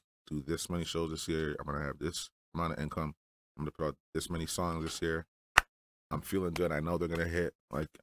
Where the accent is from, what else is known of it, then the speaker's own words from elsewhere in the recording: Toronto, Ontario, Canada; I'm from Toronto